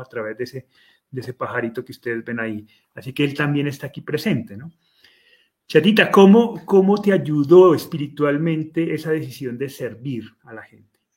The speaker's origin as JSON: {"language": "Spanish", "country": "Colombia", "said": "en mi país, que de esos sobran en Colombia"}